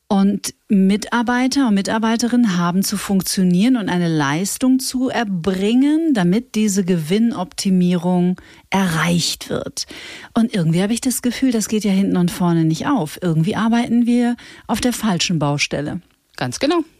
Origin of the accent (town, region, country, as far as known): Bad Reichenhall, Bavaria, Germany; born or raised there